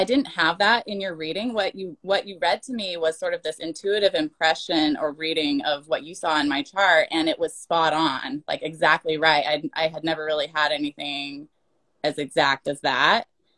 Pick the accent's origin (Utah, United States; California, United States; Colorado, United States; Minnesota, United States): Utah, United States; now in Portland, United States; I come from Utah. I live in Portland now.